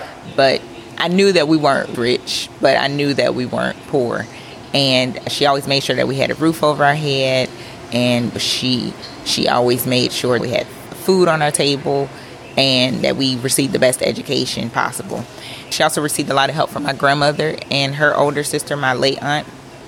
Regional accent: Clayton County, Atlanta suburbs, Georgia, United States; also born or lived in Philadelphia, Pennsylvania; I was born in Philadelphia, raised in the Atlanta suburban area, Clayton County, and money for me growing up was different. Definitely came from humble beginnings.

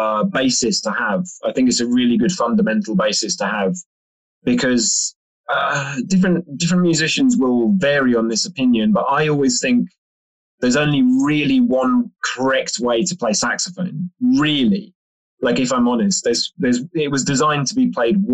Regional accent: London, United Kingdom; being a Londoner

